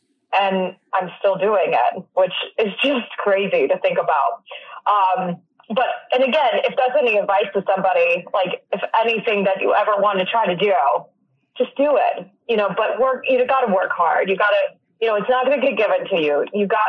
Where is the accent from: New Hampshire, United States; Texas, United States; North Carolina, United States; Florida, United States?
North Carolina, United States; also born or lived in California, United States; I was born in California, then ended up in Eastern North Carolina. Started taking lessons in Newport. A little shout out to Havelock, North Carolina.